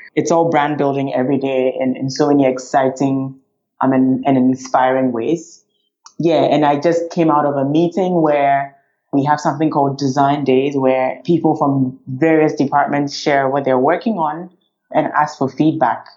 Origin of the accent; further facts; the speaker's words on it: Ghana; also born or lived in France / United States; now in Mauritius; I'm originally from Ghana, which is the west on the west coast of Africa